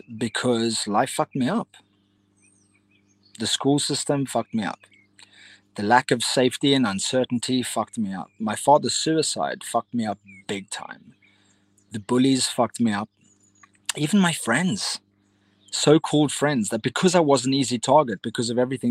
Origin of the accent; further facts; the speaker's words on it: Cape Town, Western Cape, South Africa; I grew up in Cape Town, South Africa